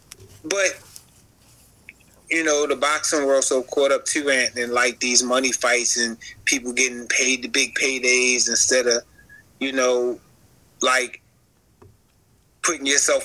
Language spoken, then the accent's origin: English; Baltimore, Maryland, United States; Tank fighting in his hometown, which is my hometown, which is a huge thing for the city of Baltimore this weekend